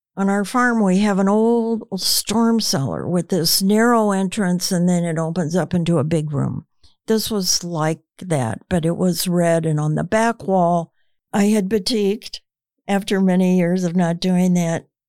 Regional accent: United States; growing up in the United States

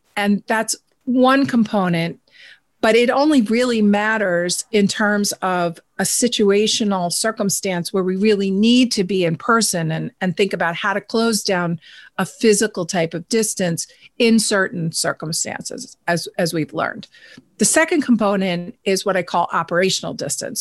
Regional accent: New York, United States; I'm a New Yorker

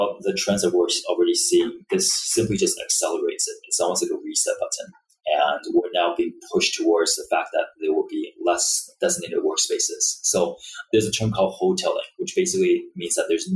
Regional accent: Vancouver, British Columbia, Canada; I'm from Vancouver myself.

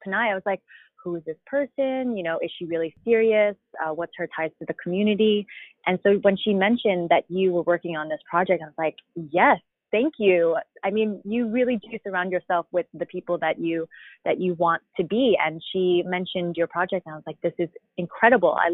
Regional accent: Long Island, New York, United States; now in Manhattan, United States; I was born and raised in Long Island, New York

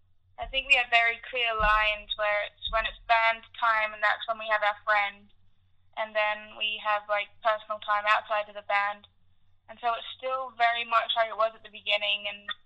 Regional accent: Indonesia; also born or lived in Africa; Well, I grew up in Africa and Indonesia, so I was always kind of immersed in, like, a low-income environment.

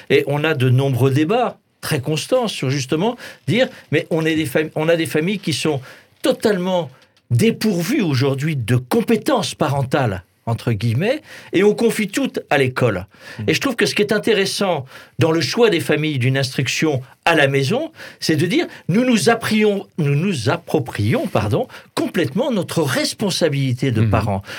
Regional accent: Alsace, Grand Est, France; je suis alsacien.

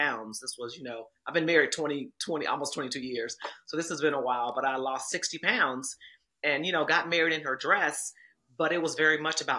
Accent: Kansas City, Missouri, United States; I'm from Kansas City, Missouri

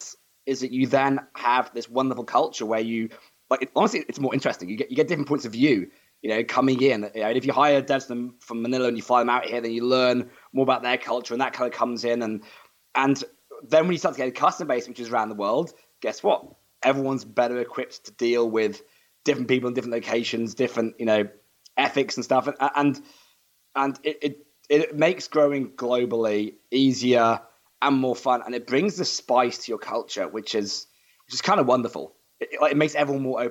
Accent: United Kingdom; moved away as an adult; now in Australia; I am British

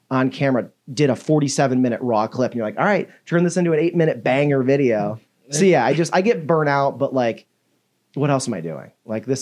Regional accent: Detroit, Michigan, United States; moved away as an adult; now in Chicago, United States; I grew up in Detroit

